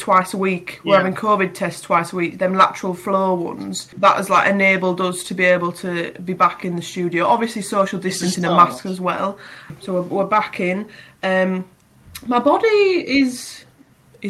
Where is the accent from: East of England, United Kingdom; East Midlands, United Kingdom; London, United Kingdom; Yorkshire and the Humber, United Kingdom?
Yorkshire and the Humber, United Kingdom; Bridlington; we're from towns of crab and lobster